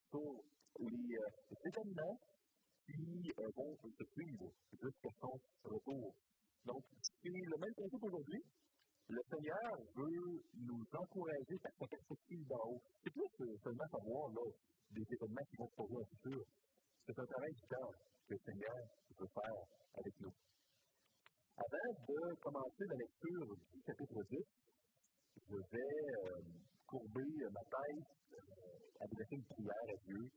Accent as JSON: {"language": "French", "country": "Canada", "said": "Je suis canadien, on est ici au Canada"}